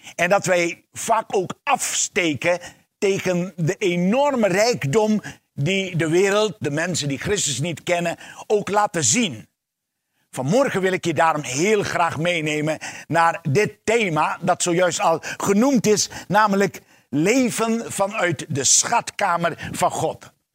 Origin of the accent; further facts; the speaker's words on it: Suriname; Ik ben geboren en eh, opgegroeid in Suriname